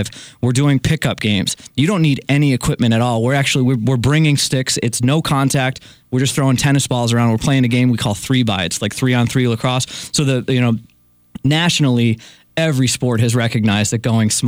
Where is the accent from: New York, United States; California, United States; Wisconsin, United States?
New York, United States; Western; moved away; I grew up in Western New York